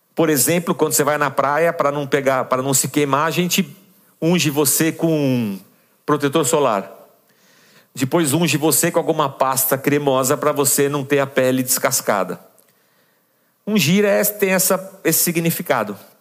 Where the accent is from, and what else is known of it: São Paulo, Brazil